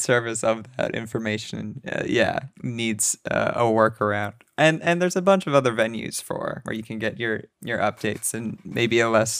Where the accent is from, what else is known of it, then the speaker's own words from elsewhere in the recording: Canada; you know, as a Canadian.